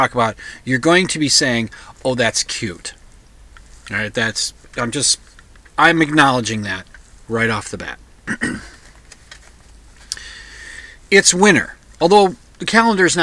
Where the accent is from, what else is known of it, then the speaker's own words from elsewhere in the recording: United States; now in Minnesota, United States; I'm an American